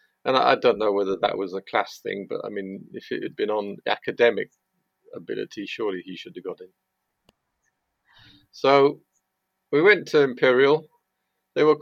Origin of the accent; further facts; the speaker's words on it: Chepstow, Wales, United Kingdom; I grew up in Chepstow, which is a small town just inside Wales.